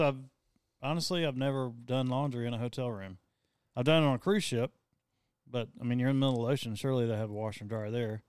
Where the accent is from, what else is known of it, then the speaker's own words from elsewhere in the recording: the South, United States; we're from the South